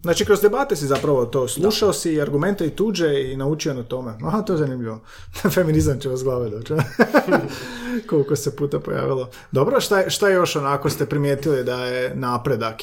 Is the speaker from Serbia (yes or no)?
no; Slavonia, Croatia; ja sam iz Slavonije